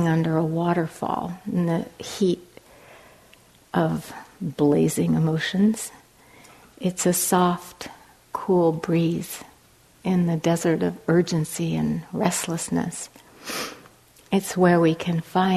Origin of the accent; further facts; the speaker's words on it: Cambridge, Massachusetts, United States; moved away as an adult; now in Los Angeles, United States; I'm now living in Los Angeles, although I'm from Cambridge, Massachusetts, I've lived in Los Angeles for 11 years now